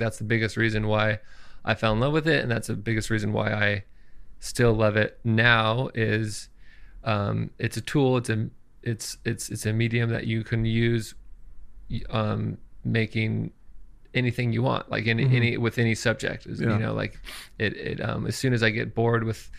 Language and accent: English; Santa Cruz, California, United States; I am from Santa Cruz, California